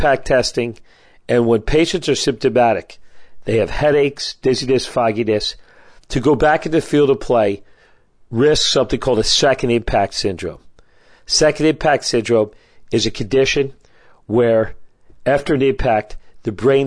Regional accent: United States; as an American with a lot of pride

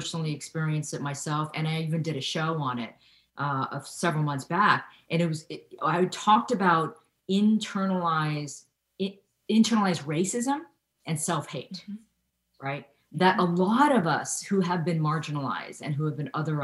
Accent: Ohio, United States; I grew up in Ohio in the 1970s and 80s

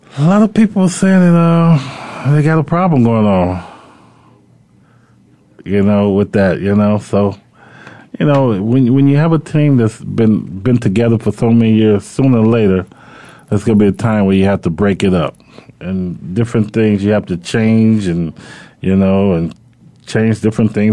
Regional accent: Chicago, Illinois, United States; Chicago, you know, where I'm from

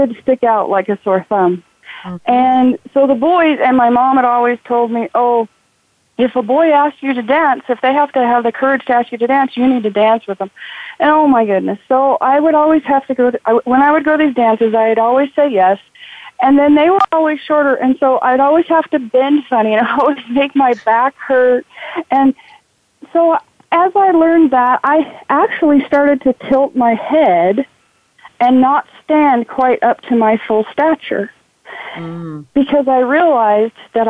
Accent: Idaho, United States; growing up in Idaho

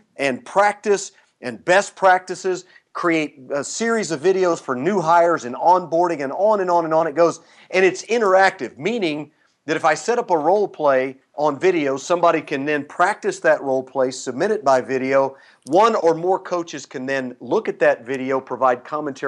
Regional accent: Midwest, United States; I'm from the Midwest

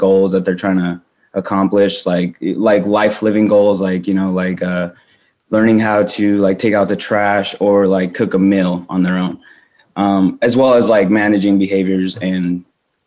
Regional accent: New Mexico, United States; moved away as an adult; also born or lived in Las Cruces, New Mexico; now in Phoenix, United States; I'm originally from New Mexico, along with Matt. We're both childhood friends. We grew up playing baseball together.

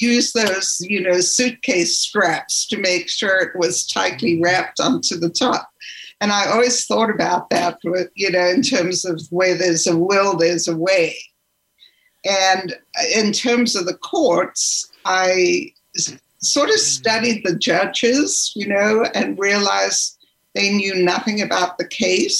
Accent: Zimbabwe; was born and raised in Zimbabwe

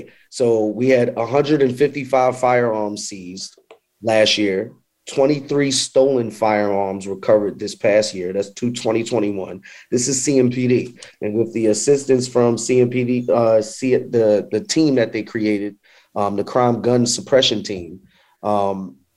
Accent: New York, United States; now in Charlotte, United States; I'm from New York. So as I started to come down south

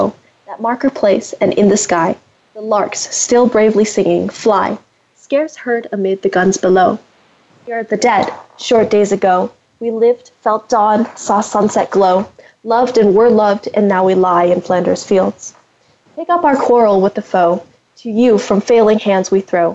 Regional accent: Canada; I grew up in Canada

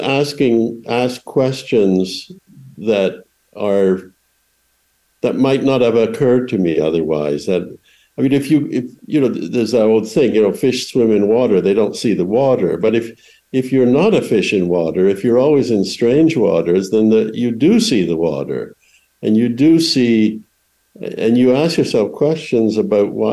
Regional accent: Canada; moved away as an adult; also born or lived in Edinburgh, United Kingdom / London, United Kingdom; now in United States; I went to school and was raised in Canada and lived there for a long time

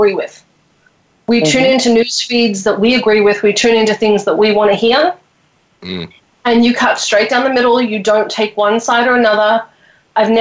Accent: Australia; I'm from Australia

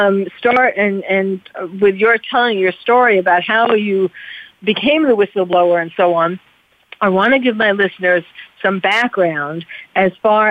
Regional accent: New York, United States; I'm from New York

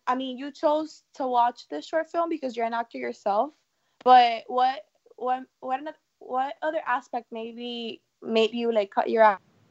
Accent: Miami, Florida, United States; from Miami, and you're listening to Kids First Coming Attractions.

